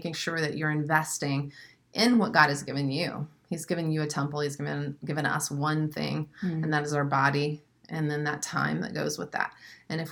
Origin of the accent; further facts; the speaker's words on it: Springfield, Missouri, United States; also born or lived in St. Louis, Missouri; now in Florida, United States; I'm from Springfield, Missouri. So I'm a Missouri Midwestern girl. Lived in St. Louis before